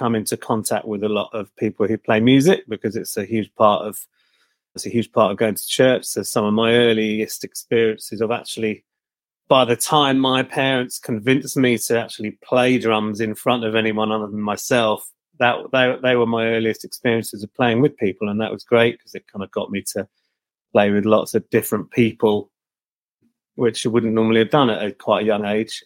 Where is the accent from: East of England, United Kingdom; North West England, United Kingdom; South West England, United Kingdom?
East of England, United Kingdom; Billericay; also born or lived in Chelmsford; I grew up in a town called Billericay